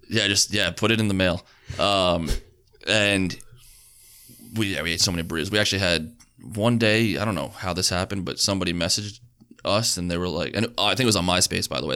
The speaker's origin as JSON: {"language": "English", "area": "Long Island", "region": "New York", "country": "United States", "said": "we're Long Island."}